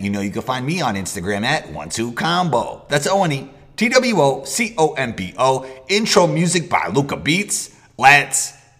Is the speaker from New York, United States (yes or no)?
yes; New York, United States; I'm from New York.